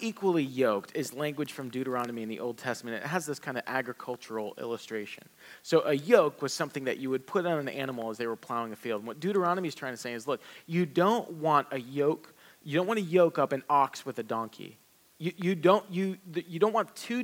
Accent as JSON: {"language": "English", "region": "the South", "country": "United States", "tie": "born or raised there", "said": "I grew up in the South"}